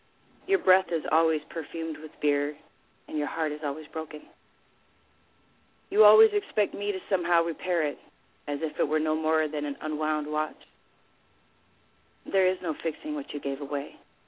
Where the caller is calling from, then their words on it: Milwaukee, Wisconsin, United States; Wisconsin, Milwaukee.